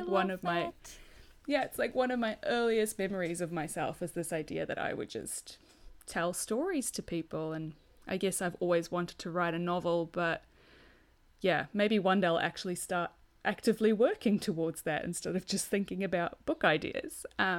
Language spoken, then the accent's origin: English; South Africa; also born or lived in Australia; now in Wellington, New Zealand; I am a South African Australian, soon to be a Kiwi, hopefully. I live in Wellington, New Zealand